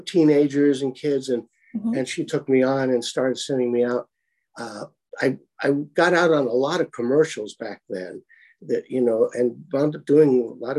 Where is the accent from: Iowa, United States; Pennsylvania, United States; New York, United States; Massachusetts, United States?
New York, United States; New York City; I grew up in the Flatbush section of Brooklyn and went to Erasmus Hall High School